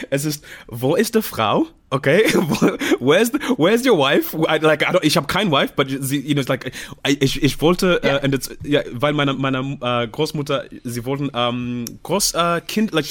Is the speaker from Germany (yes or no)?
no; Zimbabwe; German is a second language; ich komme aus dem Zimbabwe, ich muss auch.